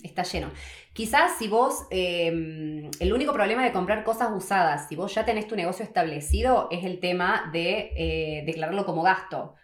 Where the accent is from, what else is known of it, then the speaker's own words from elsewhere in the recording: Argentina; moved away as an adult; now in New Zealand; 12 años y medio desde que me fui de Argentina